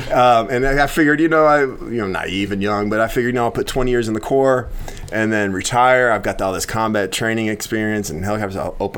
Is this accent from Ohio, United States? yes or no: no; Morton, Illinois, United States; I actually grew up here in Morton.